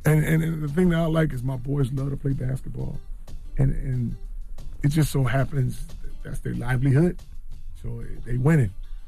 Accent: East Coast, United States; I'm from the East Coast. I got to say

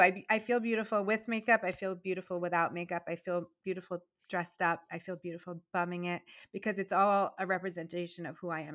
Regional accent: Virginia, United States; moved away as an adult; also born or lived in Boston; now in Massachusetts, United States; when I first started school in Virginia

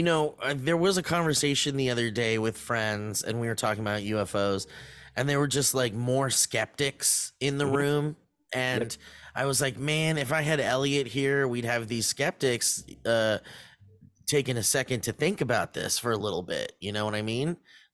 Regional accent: New York, United States; Hey, I'm from New York.

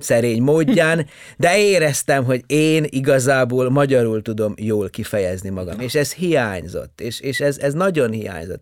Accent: Subotica, Vojvodina, Serbia; first language Hungarian; moved away as an adult; also born or lived in Horgoš, Serbia / Sydney, Australia; now in Hungary; én Jugoszláviában születtem, ugye egész pontosan Szabadkán születtem

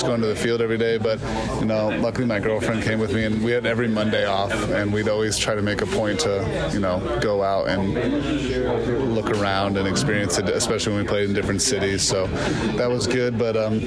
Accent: Las Vegas, Nevada, United States; Born and raised in Vegas

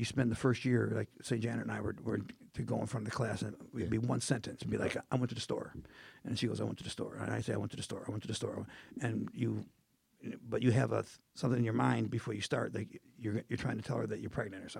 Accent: Indiana, United States; I wanted to look like a corn. I'm from Indiana.

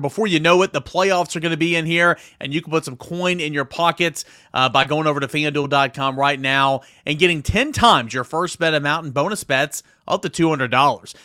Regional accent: East Tennessee, United States; Growing up in East Tennessee, going to Tennessee games, watching Tennessee every single week

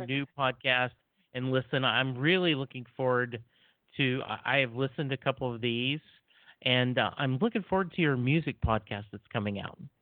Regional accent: Texas, United States; I'm a guy from Texas

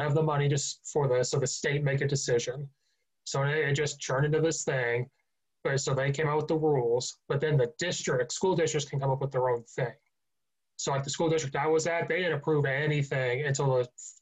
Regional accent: near the University of Illinois, Central Illinois, United States; moved away as an adult; also born or lived in Chicago suburbs, Illinois; Well, I'm from Central Illinois originally. I grew up 20 minutes from University of Illinois.

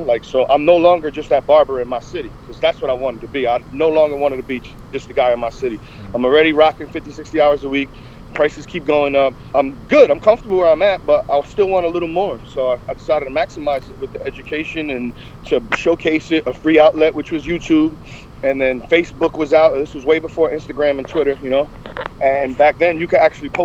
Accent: New Jersey, United States; I'm from New Jersey, and there was no barbering course to New Jersey for years

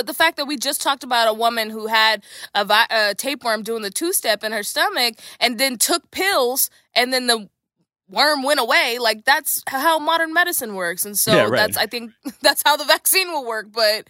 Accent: Dallas, Texas, United States; So I know this because I have a lot of friends who are Mormon, because I'm from Dallas, Texas.

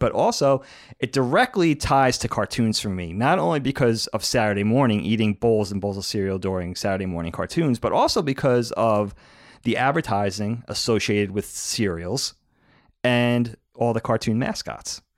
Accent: Long Island, New York, United States; growing up on Long Island

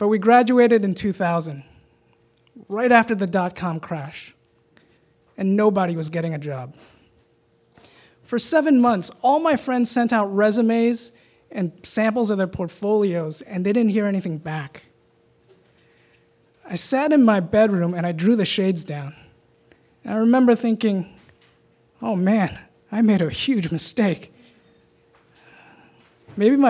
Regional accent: New York, United States; Growing up in Chinatown, New York

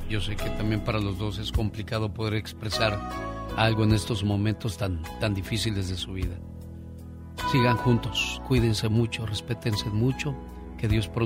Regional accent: Sinaloa, Mexico; moved away; la güera de Sinaloa, porque un día salí de Sinaloa, pero Sinaloa nunca salió de mí.

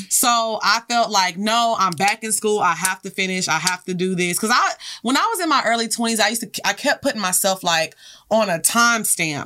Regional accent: Orange, Texas, United States; also born or lived in Houston; I grew up in Orange

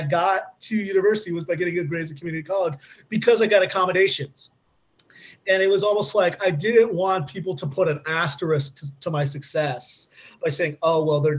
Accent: Southern California, United States; I went to community college nearby where I grew up in Southern California

